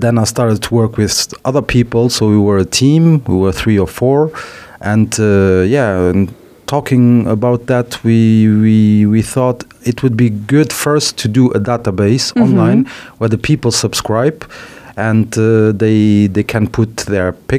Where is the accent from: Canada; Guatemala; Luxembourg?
Luxembourg; also born or lived in Paris, France; I'm Portuguese, but I was born in Luxembourg, so 41 years ago. My parents are both Portuguese. They worked here. They still live here. My father went back to Portugal.